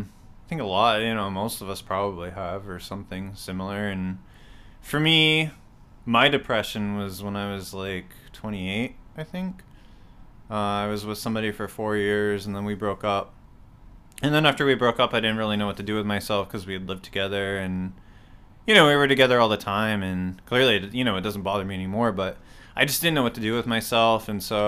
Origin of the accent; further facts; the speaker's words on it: Fairfax, Virginia, United States; also born or lived in Winchester, Virginia / Pennsylvania; I was born in Winchester, Virginia, and then lived in Fairfax and Winchester.